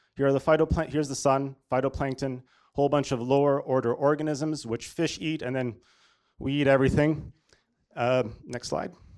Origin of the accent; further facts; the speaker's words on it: Toronto, Ontario, Canada; moved away as an adult; also born or lived in Washington, D.C.; I'm, uh, born and raised in Toronto, Canada.